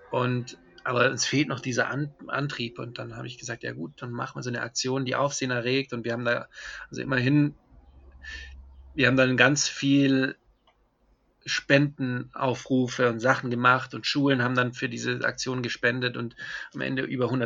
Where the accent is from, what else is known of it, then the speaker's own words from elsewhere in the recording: Germany; moved away; also born or lived in Colombia; Ich, ich habe das als Deutscher im Ausland eher im, immer die Nazi-Keule mitbekommen. Ich, ähm, also nachdem ich dann länger in Kolumbien gelebt habe